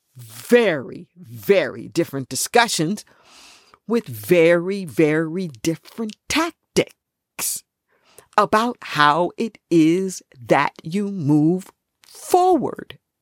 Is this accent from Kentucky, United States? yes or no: no; Los Angeles, California, United States; I grew up in Los Angeles